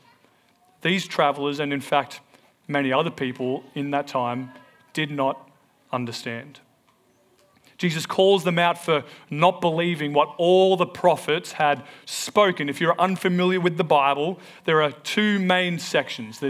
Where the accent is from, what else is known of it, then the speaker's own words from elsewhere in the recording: Melbourne, Victoria, Australia; also born or lived in New Zealand; we moved from New Zealand back to Melbourne